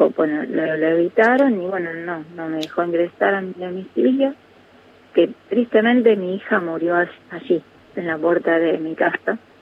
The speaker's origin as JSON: {"language": "Spanish", "region": "Santa Fe", "country": "Argentina", "moved": "yes", "said": "mi pueblo. Está en Santa Fe, eh, pero es un pueblo pequeño donde vive mi familia"}